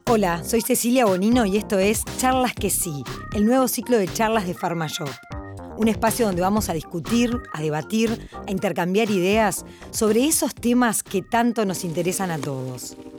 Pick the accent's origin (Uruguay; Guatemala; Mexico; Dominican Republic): Uruguay; como uruguayos somos una sociedad